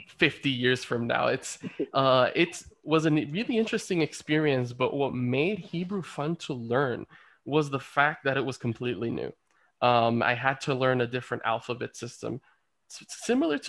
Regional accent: Dominican Republic; also born or lived in Baní, Dominican Republic; now in Israel; my home country of the Dominican Republic

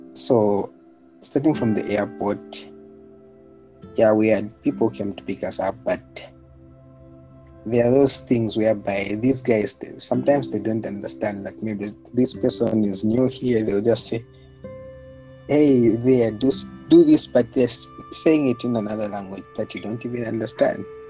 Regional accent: Zambia; moved away as an adult; now in Moscow, Russia; I was born and raised in Zambia as well. And now I'm in Russia

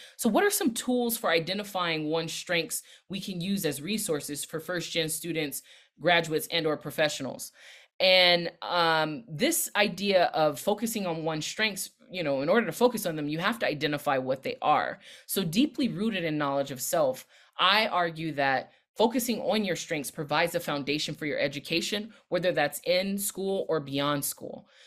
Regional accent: Los Angeles County, California, United States; also born or lived in Long Beach / Inglewood / Compton; now in Washington, D.C., United States; I'm based in the D C area now, but I'm originally from Southern California. I rep Long Beach Hard, where I was born, but I was raised in L A County with roots in Inglewood and Compton

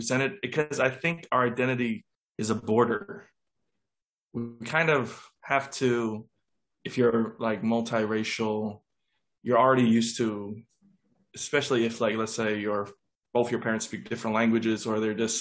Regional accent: American Samoa; now in Thailand; I was born and raised in American Samoa

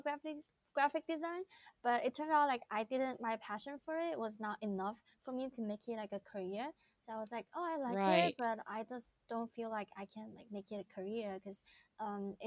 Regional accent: Wuhan, Hubei, China; English is a second language; moved away as an adult; also born or lived in Los Angeles, United States; I was born and raised in Wuhan, China, which I am currently living in Wuhan right now.

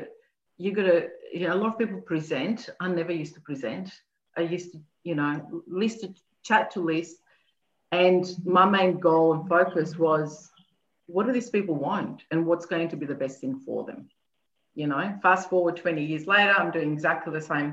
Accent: Athens, Attica, Greece; moved away; I was born in Greece, in Athens

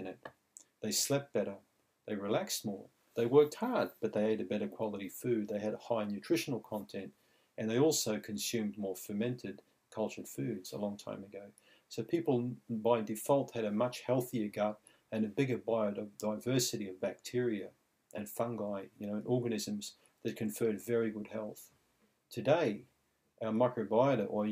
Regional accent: Australia; growing up in Australia when I think I was 9 years old

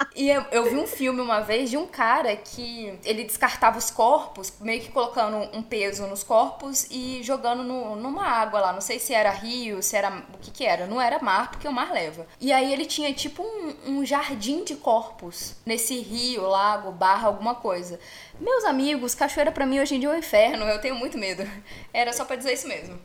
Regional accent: Minas Gerais, Brazil; E eu sou mineira

